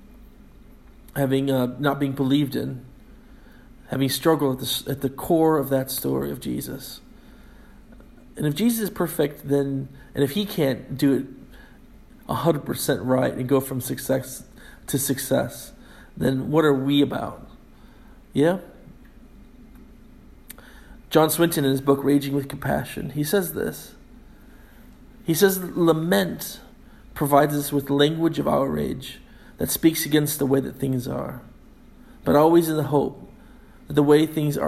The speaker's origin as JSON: {"language": "English", "country": "United States", "moved": "as an adult", "lives_now": "Scotland, United Kingdom", "said": "me as an American"}